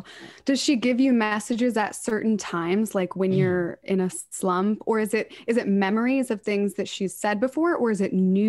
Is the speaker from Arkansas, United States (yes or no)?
no; Pennsylvania, United States; I am from Pennsylvania where there's a really, really bad heroin problem, opioid epidemic.